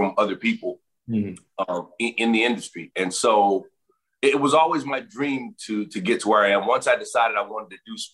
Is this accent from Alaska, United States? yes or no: no; New Orleans, Louisiana, United States; growing up in New Orleans